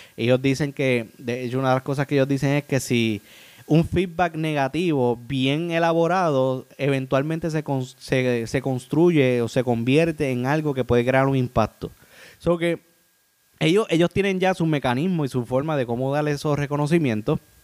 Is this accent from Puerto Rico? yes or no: yes; Puerto Rico; yo soy de Puerto Rico.